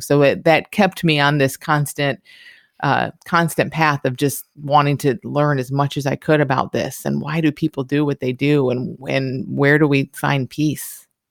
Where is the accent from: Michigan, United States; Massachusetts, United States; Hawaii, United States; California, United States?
Michigan, United States; moved away; I grew up in Michigan